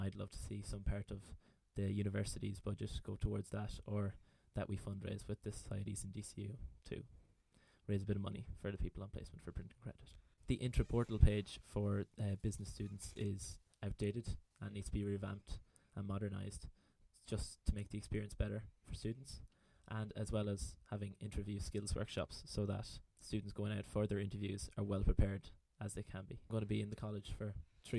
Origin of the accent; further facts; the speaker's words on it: Sligo, Connacht, Ireland; I'm from Sligo, I'm 22